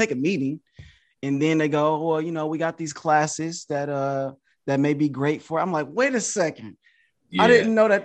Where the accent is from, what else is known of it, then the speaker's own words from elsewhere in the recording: Detroit, Michigan, United States; I'm from Detroit, Michigan.